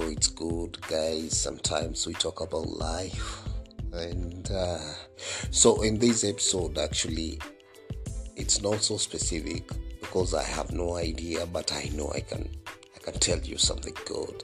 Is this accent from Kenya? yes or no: yes; Kenya; I'm a Kenyan.